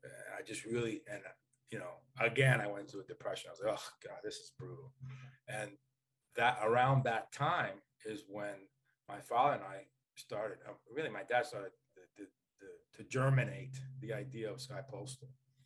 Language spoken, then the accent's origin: English; Northeast, United States; accent: New York or New Jersey; I grew up in the Northeast, and sometimes my New York or New Jersey accent comes out in some words, but mine's a lot more neutral than my dad's.